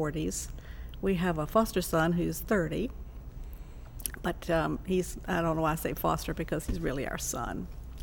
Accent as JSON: {"language": "English", "town": "Richmond", "region": "Virginia", "country": "United States", "tie": "born or raised there", "said": "In Richmond. West End of Richmond"}